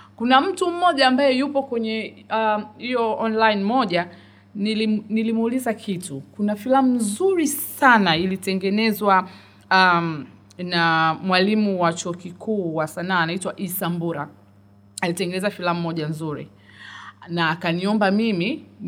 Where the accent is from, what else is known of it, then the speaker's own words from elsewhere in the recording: Dar es Salaam, Tanzania; muda mwingi nimekulia dar es salaam nimekulia temeke tandika mtaa bububu